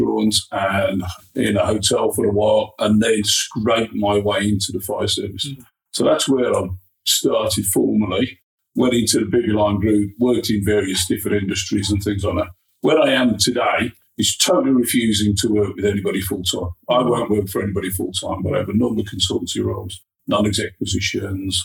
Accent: Birmingham, West Midlands, United Kingdom; I was born in a back-to-back house in Wolseley Green. There were six of us in a house with a couple of bedrooms, tiny little house

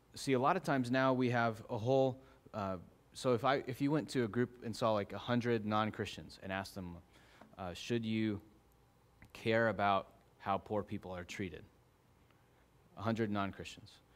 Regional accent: Arizona, United States; growing up in Arizona

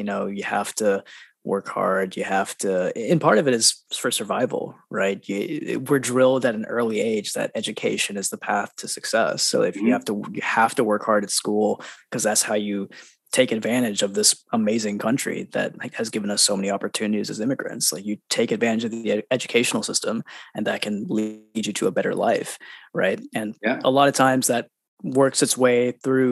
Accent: Huntsville, Alabama, United States; also born or lived in India; So I was born in India, actually, and I didn't spend too much time there. My family actually moved to Huntsville, Alabama, Rocket City, USA, when I was 2 years old

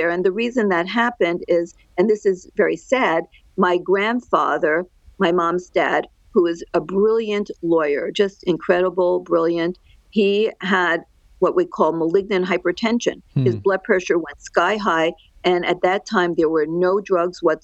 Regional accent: Great Neck, New York, United States; moved away as an adult; also born or lived in New Jersey / Los Angeles, California; now in Orange County, California, United States; I'm a New Yorker. I grew up on the outskirts of New York City, right on the line of New York City and Nassau County on Long Island

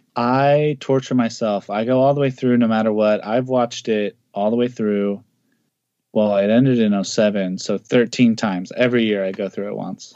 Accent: the Northwest, Pacific Northwest, United States; I'm from the Northwest

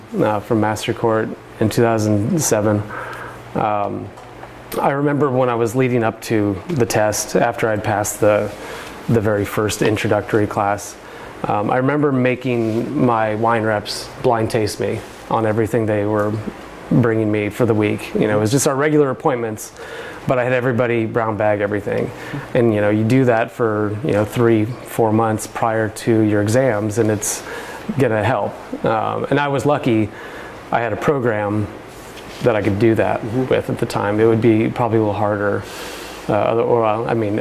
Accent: Indiana, United States; I'm from Indiana

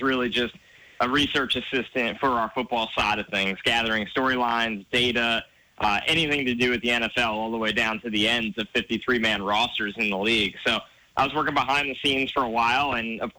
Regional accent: New York, United States; I grew up in New York

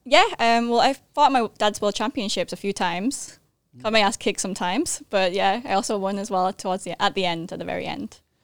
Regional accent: Manchester, North West England, United Kingdom; moved away as an adult; also born or lived in United States; now in Thailand; I was born in Manchester, England. I'm half Thai, half English.

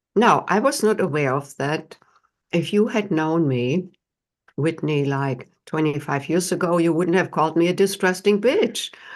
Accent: Germany; moved away as an adult; now in United States; I, uh, was not born here in the United States. I'm from Germany and came to the United States in my late twenties

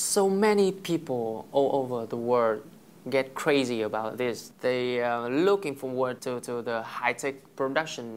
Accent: Bac Giang, Vietnam; English is a second language; moved away as an adult; now in Hanoi, Vietnam; I went to high school about 10 years ago in my hometown. It's Bắc Giang

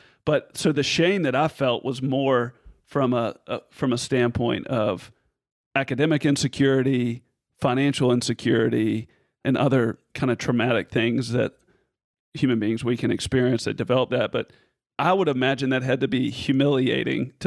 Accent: Memphis, Tennessee, United States; I was born in East Memphis

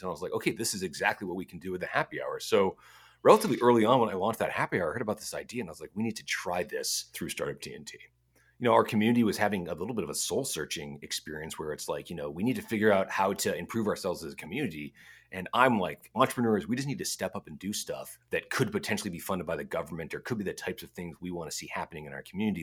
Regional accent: United States; now in Edmonton, Canada; I'm American

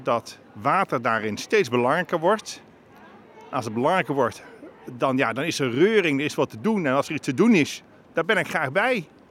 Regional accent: Bergeijk, North Brabant, Netherlands; moved away as an adult; now in Leiden, Netherlands; Ik kom, kom uit een klein Brabants dorpje, Bergijk genaamd

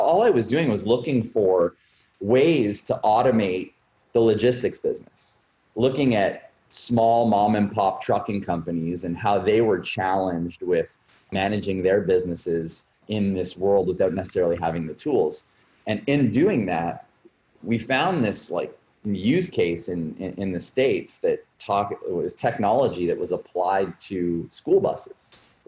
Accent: Canada; also born or lived in Montreal / Toronto / Vancouver / Halifax; I'm founder and CEO of Bus Patrol. I was born in Montreal, was raised pretty much across the country. I lived half my life in Toronto, a quarter of it in Montreal, spent some time in Vancouver and Halifax. Coast to coast in Canada.

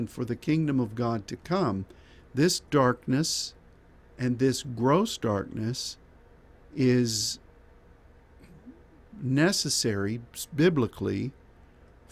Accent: Pittsburgh, Pennsylvania, United States; moved away; growing up in Pittsburgh

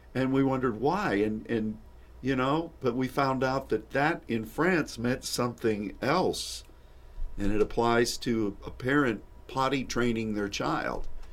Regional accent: United States

